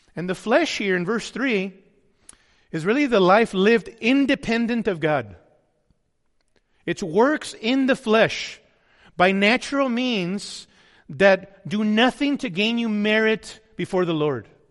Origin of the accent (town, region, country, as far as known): United States